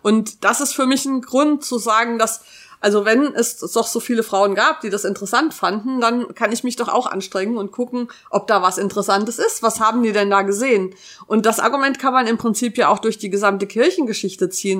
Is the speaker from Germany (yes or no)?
yes; Taunus, Hesse, Germany; ich bin in einem Dorf im Taunus groß geworden